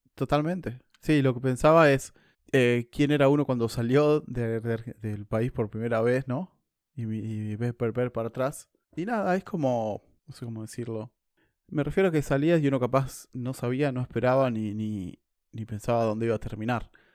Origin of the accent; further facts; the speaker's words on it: Argentina; moved away as an adult; now in New Zealand; soy argentino